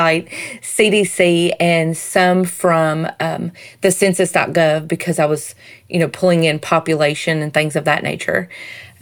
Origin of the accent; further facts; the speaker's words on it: Southern United States, United States; accent: Southern; my Southern accent